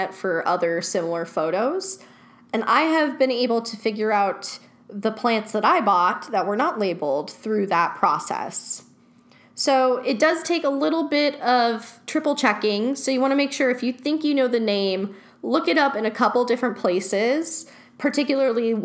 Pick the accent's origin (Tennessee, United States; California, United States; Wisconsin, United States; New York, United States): California, United States; Los Angeles; Growing up in Chatsworth, I remember going to Chatsworth Park with friends